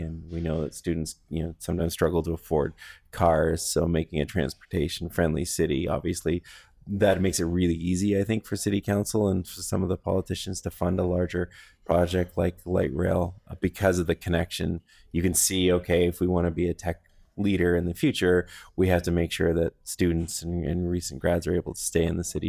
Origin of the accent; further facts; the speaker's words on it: Goderich, Ontario, Canada; now in London, Canada; I grew up in Goderich, which is not far from here